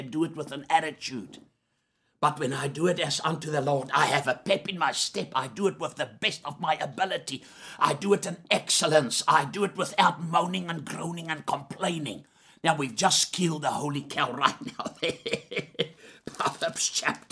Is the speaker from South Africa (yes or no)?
yes; South Africa; I'm a South African